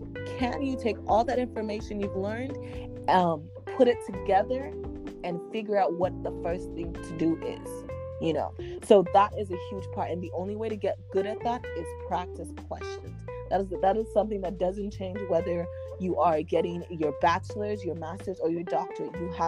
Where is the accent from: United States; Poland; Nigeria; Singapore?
Nigeria; English is a second language; as a Nigerian who they're like, you must get best of your class. No, as someone who was reared like